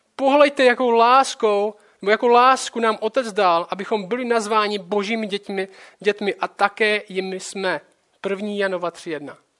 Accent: Czechia; Moje hlavní identita není, že jsem Čech

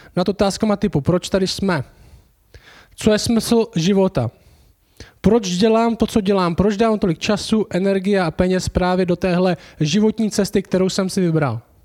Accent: Czechia; My jsme v České republice, jsme Češi

